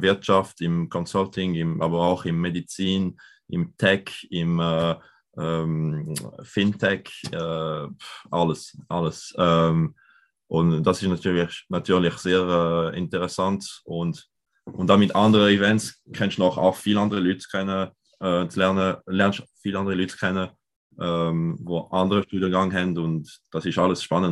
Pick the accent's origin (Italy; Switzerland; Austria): Switzerland; Lausanne, Vaud; ich komme aus Zürich, äh, aber im anderen Teil, im französischen Teil, aus Lausanne